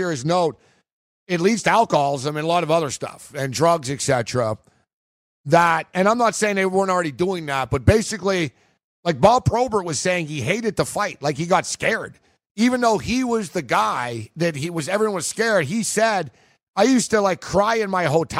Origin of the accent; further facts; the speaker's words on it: Montreal, Quebec, Canada; I grew up in Montreal